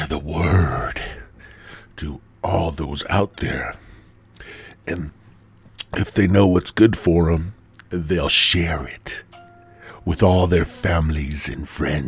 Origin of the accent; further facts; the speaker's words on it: Midwest, United States; I'm from the Midwest